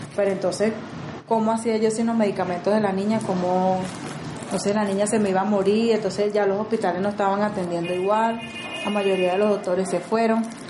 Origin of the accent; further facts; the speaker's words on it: Caracas, Capital District, Venezuela; moved away as an adult; now in Medellín, Colombia; yo soy de Venezuela, Caracas